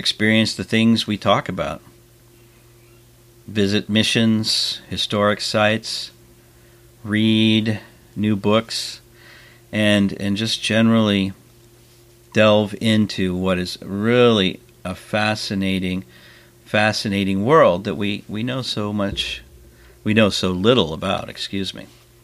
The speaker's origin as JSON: {"language": "English", "region": "California", "country": "United States", "tie": "born or raised there", "said": "growing up in California"}